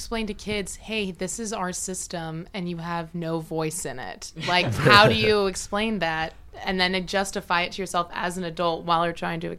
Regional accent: Los Angeles, California, United States; I grew up in L.A.

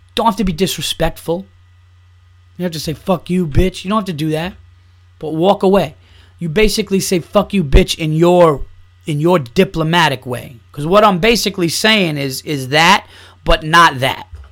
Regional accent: New York, United States; growing up in New York, it is so much into Yankees, Knicks, and Giants

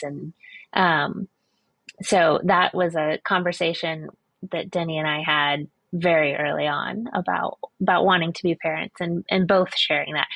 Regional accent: Florida, United States; I grew up in Florida

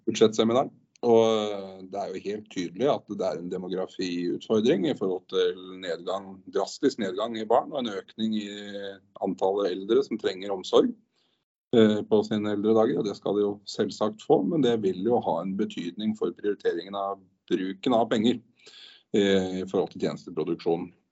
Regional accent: Drammen, Buskerud, Norway; jeg er jo født og oppvokst i Drammen

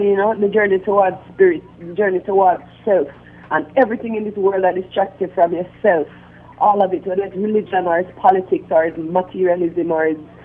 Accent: Jamaica; growing up in Jamaica

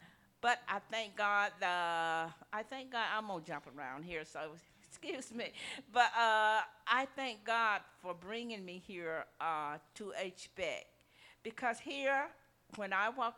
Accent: Mississippi, United States; I grew up in the South, in Mississippi, in the 40s

